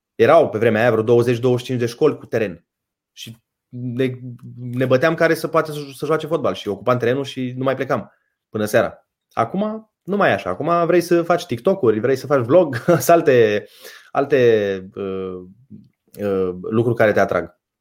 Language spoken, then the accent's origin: Romanian; Suceava, Suceava County, Romania; Eu eram din Suceava